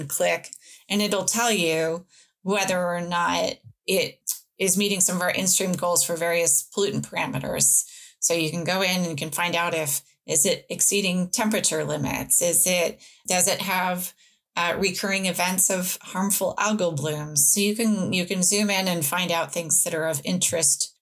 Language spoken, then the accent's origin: English; Pacific Northwest, Washington, United States; now in Oregon, United States; I grew up in the Pacific Northwest in Washington